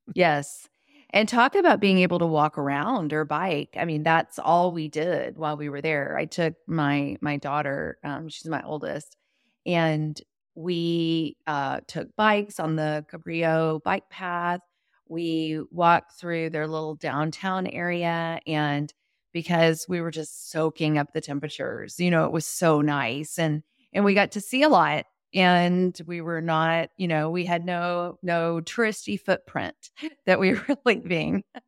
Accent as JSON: {"language": "English", "town": "Austin", "region": "Texas", "country": "United States", "said": "I'm from Austin"}